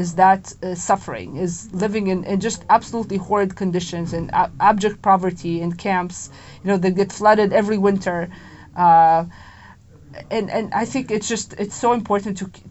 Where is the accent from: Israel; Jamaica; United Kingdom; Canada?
Israel; moved away as an adult; now in Washington, D.C., United States; I'm from Israel